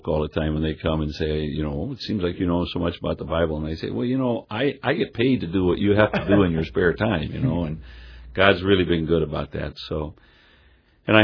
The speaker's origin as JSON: {"language": "English", "town": "Rockford", "region": "Illinois", "country": "United States", "tie": "born or raised there", "moved": "yes", "said": "I grew up in Rockford, Illinois"}